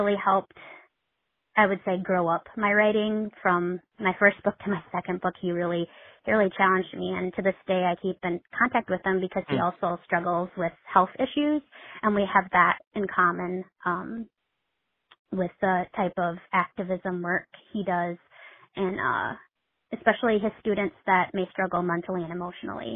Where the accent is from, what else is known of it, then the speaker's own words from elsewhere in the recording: Midwest, United States; I'm from the Midwest.